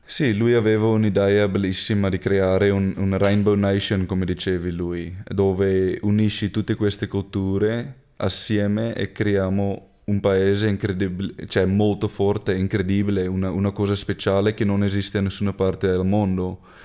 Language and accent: Italian; Cape Town, Western Cape, South Africa; Italian is a second language; now in Treviso, Italy; io ho cresciuto su, sulle fattorie di vino